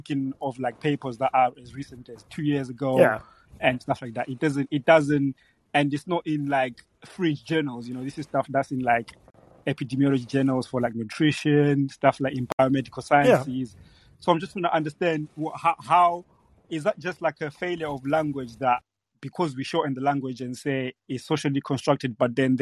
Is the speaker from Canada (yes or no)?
no; Zimbabwe; now in United Kingdom; I was born in Zimbabwe, and I moved to the UK where I live now in 2009.